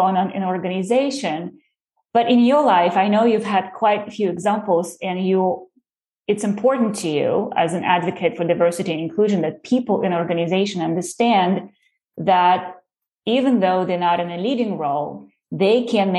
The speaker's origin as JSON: {"language": "English", "country": "Russia", "tie": "born or raised there", "moved": "as an adult", "lives_now": "United States", "said": "I am coming from Russia myself. And back in the day when I was born, we had a Soviet Union"}